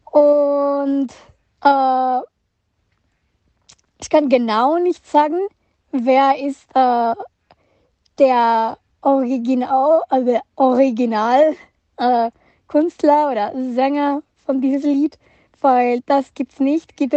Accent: Mexico; German is a second language; ich komme aus Mexiko und bin stolz darauf, weil ich merke, ich habe gemerkt, dass ich die Einzige aus Mexiko bin

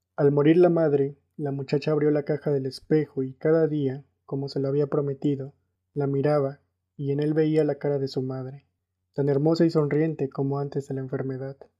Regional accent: Mexico; soy mexicano

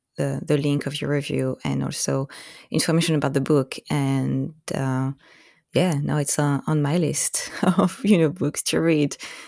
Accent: Corsica, France; now in Vancouver, Washington, United States; live in Corsica. I mean, I'm from Corsica.

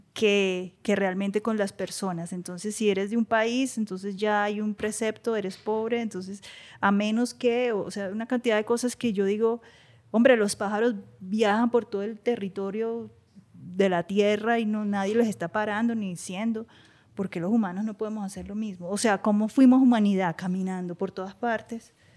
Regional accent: Bogotá, Colombia; moved away as an adult; also born or lived in New York, United States; de donde vengo, yo mi familia es del campo. Eh, para mí, eh, Madelena y San Mateo en Suacha y Ciudad Bolívar son lugares súper

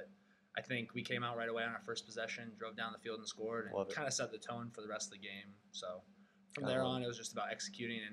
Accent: Ankeny, Iowa, United States; Ankeny, Iowa

